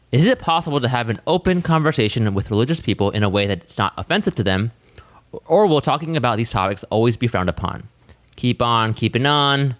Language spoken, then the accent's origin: English; Australia; I'm from Australia and am an atheist.